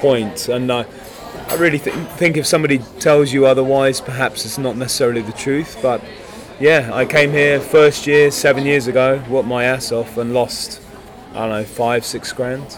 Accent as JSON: {"language": "English", "country": "France", "tie": "born or raised there", "moved": "yes", "lives_now": "United Kingdom", "said": "I was born in France. So I was already a fluent French speaker."}